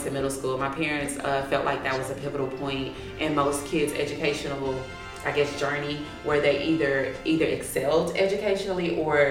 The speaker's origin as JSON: {"language": "English", "town": "Missouri City", "region": "Texas", "country": "United States", "tie": "born or raised there", "said": "I was born and raised in Missouri City. I live in Missouri City."}